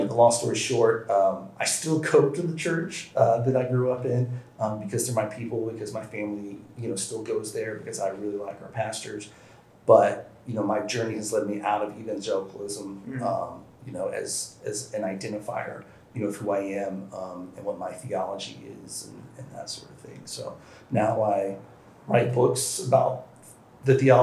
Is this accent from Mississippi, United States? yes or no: no; Nashville, Tennessee, United States; I born and raised in the South, Nashville, Tennessee